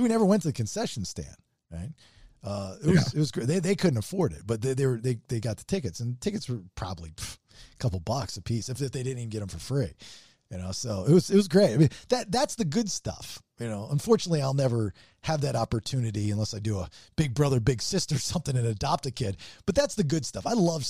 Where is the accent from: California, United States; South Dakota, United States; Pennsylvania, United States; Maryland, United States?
Maryland, United States; Baltimore; I know growing up in Baltimore, we go to Orioles games all the time.